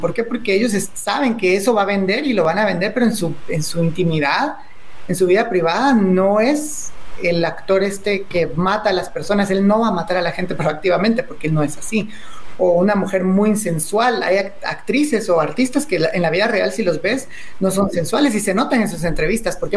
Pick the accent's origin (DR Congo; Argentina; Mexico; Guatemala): Guatemala; yo amo demasiado mi país